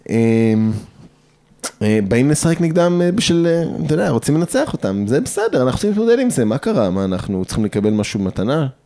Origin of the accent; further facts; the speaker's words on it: Jerusalem, Jerusalem District, Israel; רק אני ירושלמי, אחרים לא, מירושלמים, אבל הם מהר אדר, ממעלה אדומים